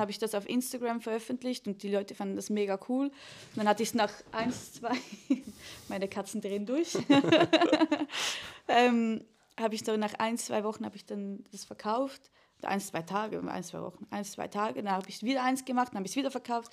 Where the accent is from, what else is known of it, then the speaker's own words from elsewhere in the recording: Switzerland; ich bin äh, Schweizer Künstlerin